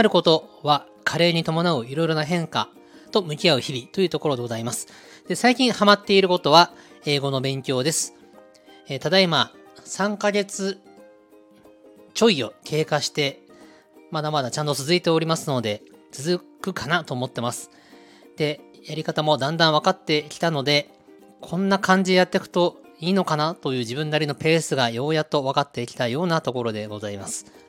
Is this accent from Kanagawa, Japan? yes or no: yes; Kanagawa, Japan; 出身地は、え神奈川県です